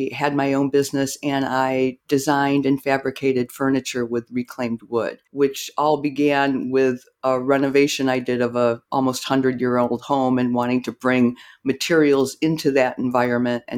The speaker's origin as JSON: {"language": "English", "town": "Rockford", "region": "Illinois", "country": "United States", "tie": "born or raised there", "said": "I grew up in Rockford, Illinois"}